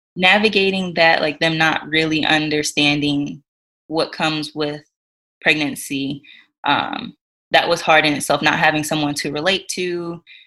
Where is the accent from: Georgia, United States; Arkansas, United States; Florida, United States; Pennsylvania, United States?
Georgia, United States; moved away as an adult; now in North Dakota, United States; we live in North Dakota, but we're originally from Georgia